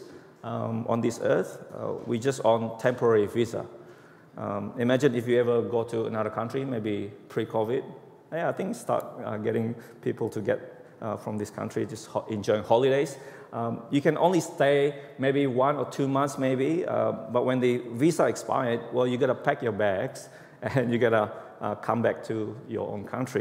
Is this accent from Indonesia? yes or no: yes; Indonesia; English is a second language; moved away as an adult; now in Australia; About 20 years ago, I was from Indonesia. When I came to Australia